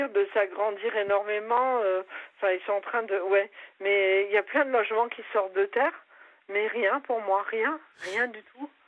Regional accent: Grenoble, Auvergne-Rhône-Alpes, France; now in Nice, France; quand je suis venue de Grenoble, je suis allée, mes parents étaient dans une cité à Nice Nord

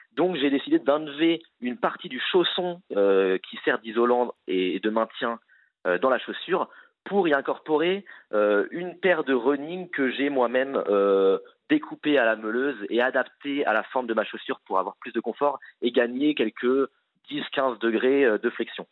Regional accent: Les Sables-d'Olonne, Pays de la Loire, France; je suis né au Sable d'Olonne

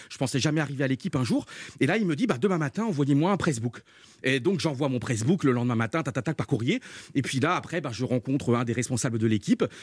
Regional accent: Brittany, France; now in Paris, France; Donc j'ai arrêté mes études, j'ai quitté la Bretagne, je suis monté à Paris avec ma maman.

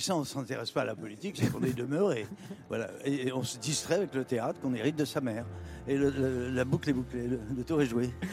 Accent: Le Cateau-Cambrésis, Hauts-de-France, France; now in Paris, France; c'est la ville de Matisse

